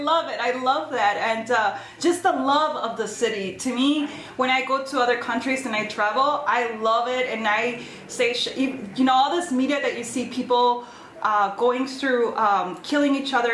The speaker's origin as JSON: {"language": "English", "town": "Chicago", "region": "Illinois", "country": "United States", "tie": "born or raised there", "said": "Born and raised in Chicago, er, born in Chicago and raised in the suburbs"}